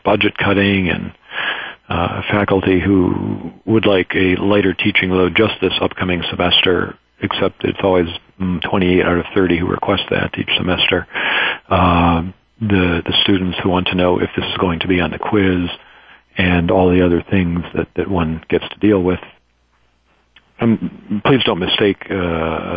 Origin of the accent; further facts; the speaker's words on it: Detroit, Michigan, United States; Having grown up in Detroit